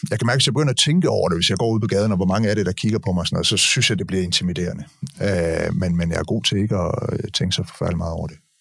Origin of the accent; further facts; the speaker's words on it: Denmark; de der velfærdsmyter, som, som vi er opvokset med i Danmark